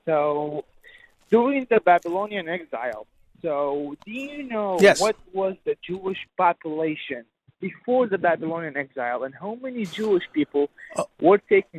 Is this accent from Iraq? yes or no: yes; Iraq; because I'm from Iraq.